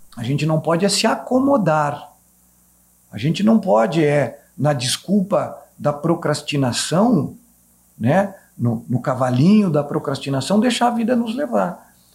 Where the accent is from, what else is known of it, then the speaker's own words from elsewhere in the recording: Caxias do Sul, Rio Grande do Sul, Brazil; moved away; Saí de Caxias do Sul